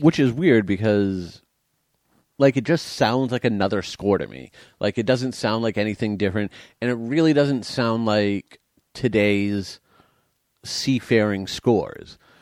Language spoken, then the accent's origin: English; United States; I am American